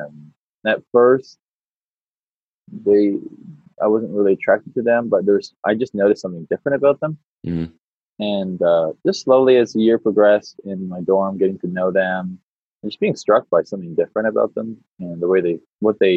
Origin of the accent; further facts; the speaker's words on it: Canada; moved away as an adult; now in United States; I'm a Canadian by birth and was raised in Canada until I was about 20, 22. And then me and my wife moved to the States